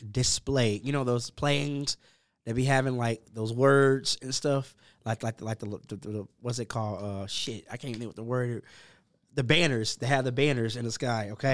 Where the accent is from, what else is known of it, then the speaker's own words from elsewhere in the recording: Dallas, Texas, United States; also born or lived in Allen, Texas; I'm a South Dallas kid. I, I grew up in South Dallas